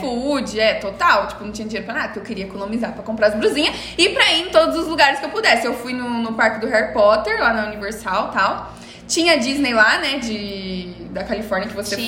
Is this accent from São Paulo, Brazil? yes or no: yes; Presidente Prudente, São Paulo, Brazil; also born or lived in Porto Alegre; now in Maringá, Brazil; Eu sou de Presidente Prudente, morei em Porto Alegre cinco anos e depois vim pra Maringá